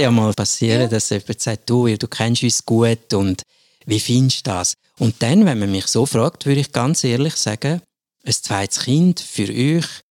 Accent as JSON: {"language": "German", "region": "German-speaking Switzerland", "country": "Switzerland", "said": "bei uns in der Schweiz der Normalfall, also in der Deutschschweiz"}